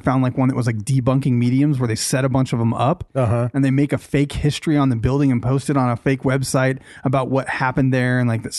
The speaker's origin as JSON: {"language": "English", "town": "Boston", "region": "Massachusetts", "country": "United States", "said": "Yeah. I'm a Bostonian."}